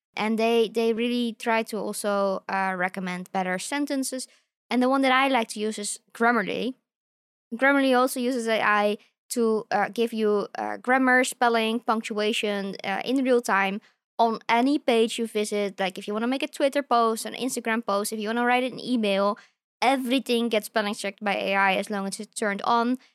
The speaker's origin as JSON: {"language": "English", "country": "Australia", "said": "as Australian scientists"}